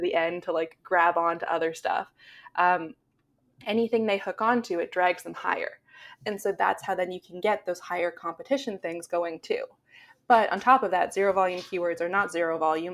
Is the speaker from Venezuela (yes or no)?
no; Canada; I'm Canadian